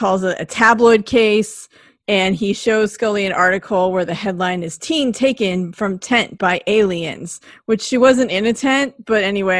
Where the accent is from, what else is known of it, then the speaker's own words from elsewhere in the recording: West Coast, United States; I'm from the West Coast